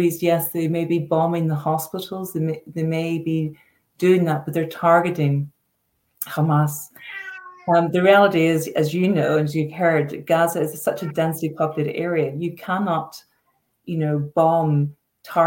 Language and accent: English; Northern Ireland, United Kingdom; I'm from Northern Ireland and, you know, lived, you know, through the Troubles